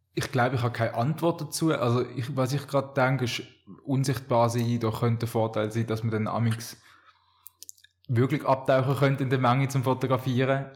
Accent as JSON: {"language": "German", "town": "Rodersdorf", "region": "Solothurn", "country": "Switzerland", "tie": "born or raised there", "said": "ich bin in Rodersdorf aufgewachsen"}